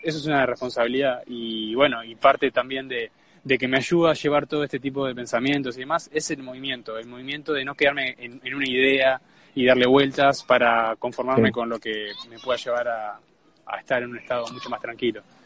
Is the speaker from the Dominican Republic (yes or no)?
no; Uruguay; Somos uruguayos